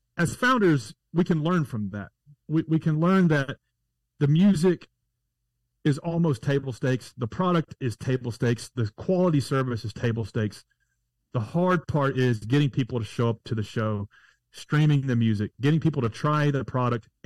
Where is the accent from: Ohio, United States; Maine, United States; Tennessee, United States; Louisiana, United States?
Tennessee, United States; Nashville; I'm from Nashville, Tennessee.